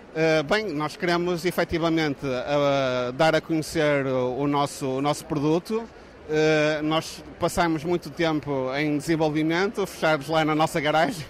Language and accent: Portuguese; Braga, Norte, Portugal; Braga, porque é a, nossa, é a minha cidade natal, portanto eu cresci lá